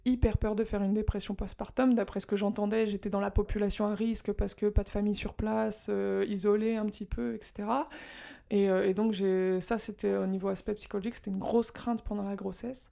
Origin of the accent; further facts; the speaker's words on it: France; moved away as an adult; now in Japan; je suis française